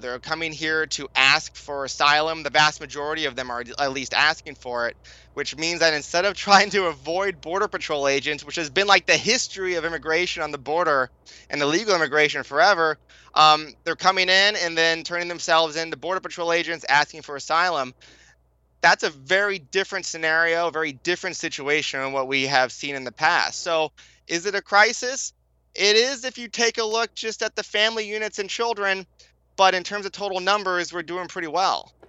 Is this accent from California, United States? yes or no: yes; California, United States; I was born in California. I went to public school in California